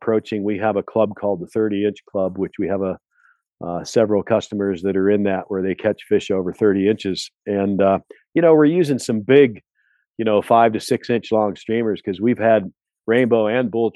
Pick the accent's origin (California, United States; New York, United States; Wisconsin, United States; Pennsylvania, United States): Pennsylvania, United States; now in Montana, United States; I grew up in Pennsylvania with brown trout